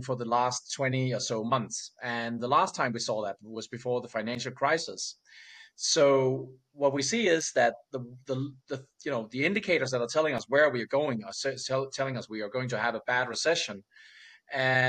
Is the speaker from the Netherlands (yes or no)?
no; Denmark